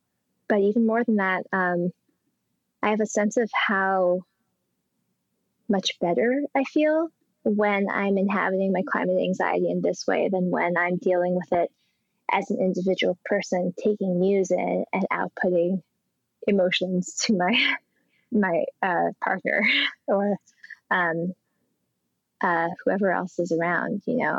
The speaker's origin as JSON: {"language": "English", "region": "Colorado", "country": "United States", "tie": "born or raised there", "said": "like my home state of Colorado and Boulder and in Rome"}